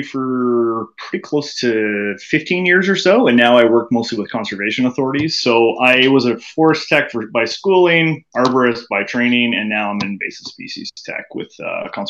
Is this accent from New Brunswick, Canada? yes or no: no; Halton, Ontario, Canada; I grew up in the Halton area, so now that I'm back kind of settled in this area